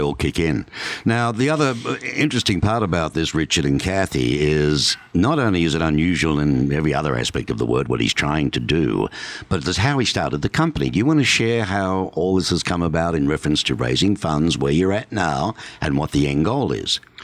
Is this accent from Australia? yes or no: yes; Melbourne, Victoria, Australia; now in Tucson, United States; Melbourne, my hometown